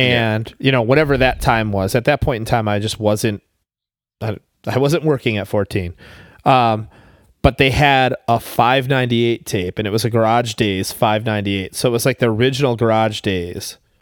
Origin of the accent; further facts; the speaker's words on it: Buffalo, New York, United States; I was from Buffalo